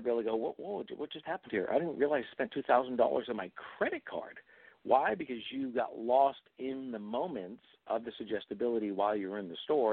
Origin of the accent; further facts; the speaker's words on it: New England, United States; I come from New England, and I come from a very conservative area, and I was brought up as a Catholic boy